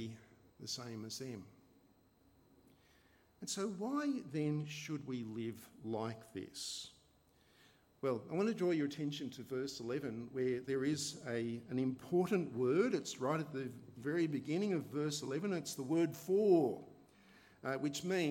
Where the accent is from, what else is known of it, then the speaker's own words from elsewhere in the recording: Australia; I love being Australian. I love living in Australia